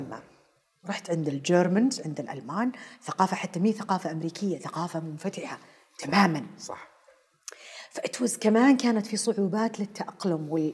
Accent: Taif, Makkah Province, Saudi Arabia; also born or lived in Karachi, Pakistan / Afghanistan / Germany; ظلينا بالطائف لين وصلت الجامعه

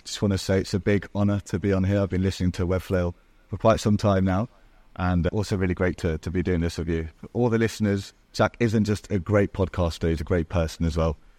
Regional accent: Marbella, Andalusia, Spain; accent: English; also born or lived in Portugal; I was born in Portugal and then grew up in Marbella, which is in the south of Spain.

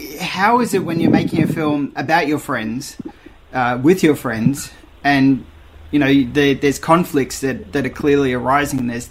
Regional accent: Perth, Western Australia, Australia; I grew up in Perth

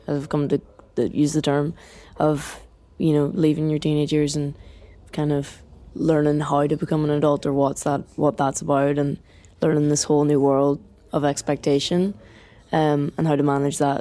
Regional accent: Ireland; as Irish people are very good at, like, slagging you and bringing you back down to earth

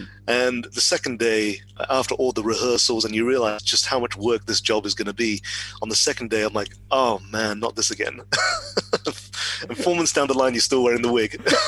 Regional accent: West Midlands, United Kingdom; moved away as an adult; also born or lived in Telford / Wolverhampton / Birmingham; now in Oxford, United Kingdom; So I grew up in the West Midlands, Telford, Wolverhampton, Birmingham. And then I moved to Oxford about 14 years ago, so I've lost the accent.

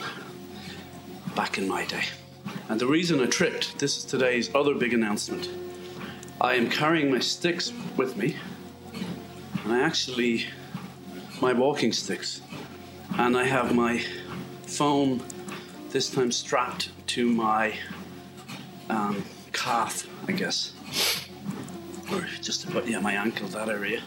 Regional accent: west of Ireland, Ireland; moved away; When I grew up in Ireland, it was all rectangular bales of hay

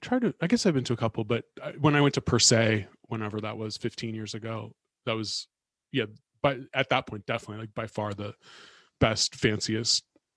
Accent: San Francisco, California, United States; growing up in San Francisco.

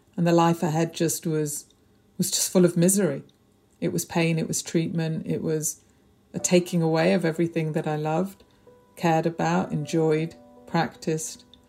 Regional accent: Prestwich, North West England, United Kingdom; moved away as an adult; now in London, United Kingdom; I grew up in North Manchester in Prestwich, a very warm, loving, tight family

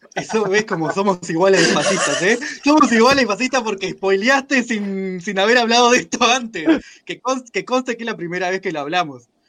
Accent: Mexico; soy mexicano

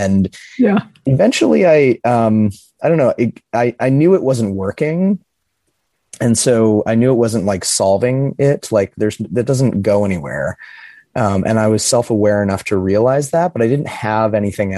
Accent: Midwest, United States; I grew up in the Midwest in a little Rust Belt city

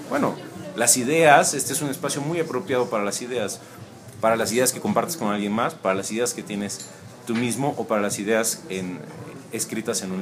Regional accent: Tuxtla Gutiérrez, Chiapas, Mexico; also born or lived in Mexico City; now in San Cristóbal de las Casas, Mexico; Nací en la Ciudad de México, me siento chiapaneco, viví toda mi vida en Tuxtla, nací en México por accidente y mm, bueno, desde hace dos años vivo aquí en San Cristóbal.

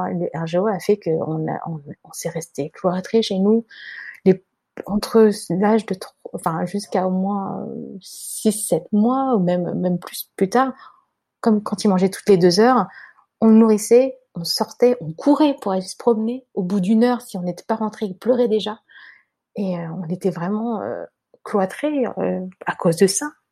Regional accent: China; dans ce que tu me ramènes à manger, moi je suis chinoise, il hein, faut pas qu'il y ait de soja.

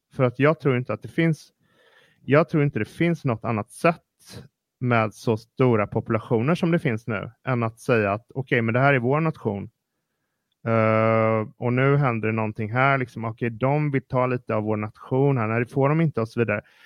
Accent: Partille, Västra Götaland, Sweden; Jag växte, jag växte upp i Partille som är en kranskommun till Göteborg

